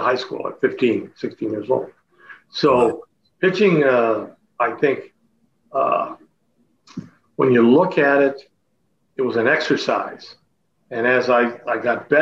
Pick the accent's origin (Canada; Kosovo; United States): Canada; Chatham, Ontario; moved away as an adult; my hometown, Chatham